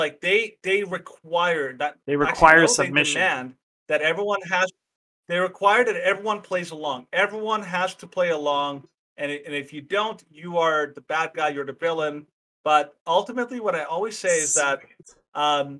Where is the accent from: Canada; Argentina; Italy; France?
Canada; also born or lived in Mexico; I've lived in Canada the majority of my life